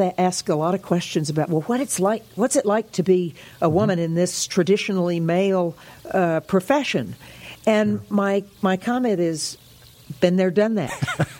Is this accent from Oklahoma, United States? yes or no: yes; Oklahoma City, Oklahoma, United States; also born or lived in Albuquerque, United States / Casper, United States; But I grew up in Oklahoma City, Albuquerque, New Mexico, and then Casper, Wyoming.